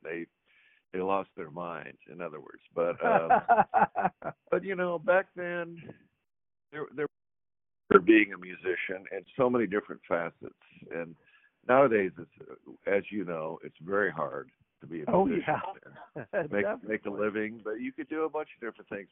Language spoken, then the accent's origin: English; Seattle, Washington, United States; now in Texas, United States; I was born and raised in Seattle, Washington